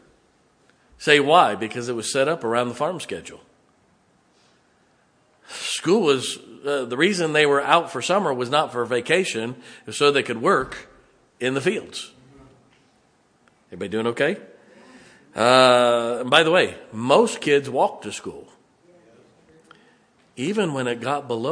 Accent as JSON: {"language": "English", "town": "Canton", "region": "Ohio", "country": "United States", "tie": "born or raised there", "said": "I grew up in Canton, Ohio"}